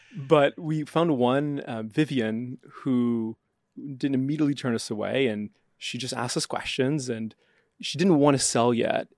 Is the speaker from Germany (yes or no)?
no; Canada; moved away; I'm Canadian